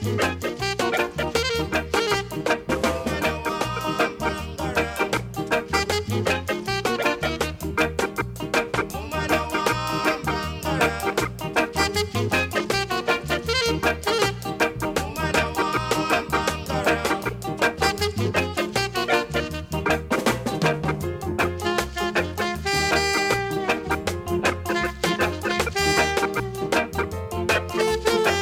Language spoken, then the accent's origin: English; Wales, United Kingdom; accent: Welsh; my Welsh accent